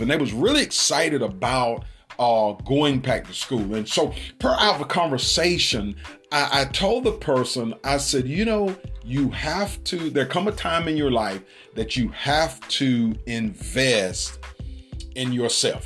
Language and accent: English; United States